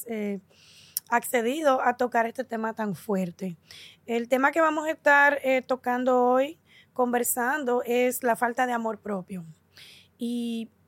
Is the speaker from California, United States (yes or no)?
no; New York City, New York, United States; Yo nací en Nueva York. En Nueva York.